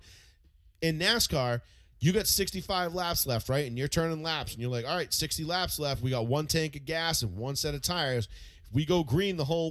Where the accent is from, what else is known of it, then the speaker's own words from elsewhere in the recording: United States; I'm a fucking American